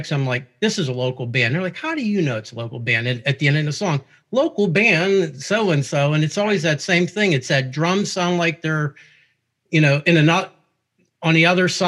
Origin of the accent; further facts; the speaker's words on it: Pittsburgh, Pennsylvania, United States; I'm from Pittsburgh